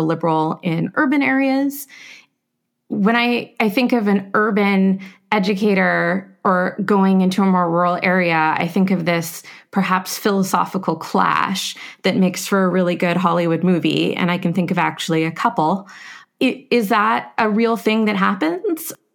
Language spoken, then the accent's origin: English; Canada; moved away as an adult; now in United States; I'm a Canadian coming to America